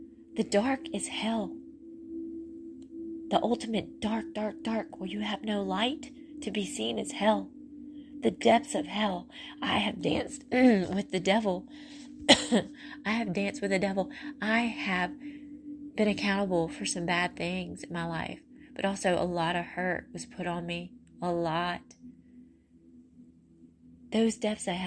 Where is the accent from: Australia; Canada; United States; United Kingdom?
United States; Mississippi; I have sand from the beach in Mississippi. That's my hometown